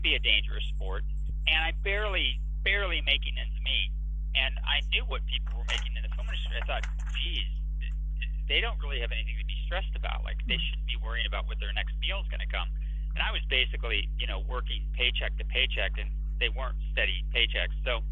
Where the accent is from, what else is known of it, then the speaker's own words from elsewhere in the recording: Los Angeles, California, United States; I grew up in Los Angeles